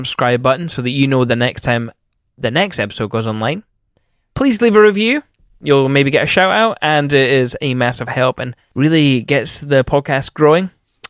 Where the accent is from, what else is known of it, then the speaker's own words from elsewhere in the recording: Scotland, United Kingdom; moved away; if I go back home, they speak very broad Scottish and I find myself going into that.